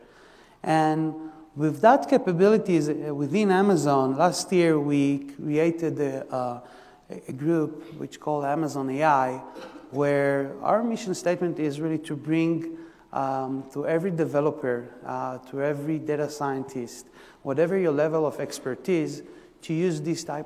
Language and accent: English; Israel; English is a second language; moved away; so I'm originally from Israel, you can hear from the by the accent